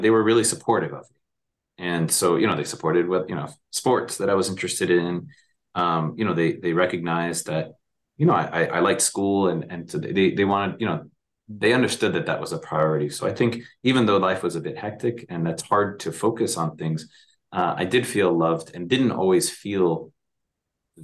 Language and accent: English; Miami, Florida, United States; I grew up in Miami. I'm of Cuban descent